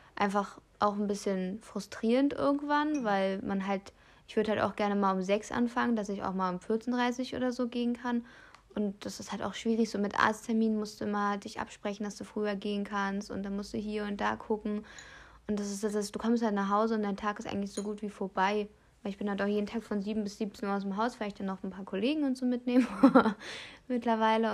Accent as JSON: {"language": "German", "region": "Brandenburg", "country": "Germany", "said": "hier bei uns in Brandenburg"}